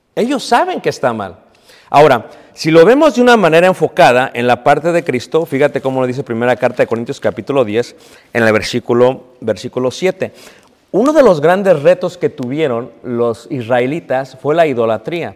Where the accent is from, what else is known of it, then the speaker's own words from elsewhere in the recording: Mexico City, Mexico; cuando yo era pequeño, hermanos, lo que se celebraba en Ciudad de México era el 6 de enero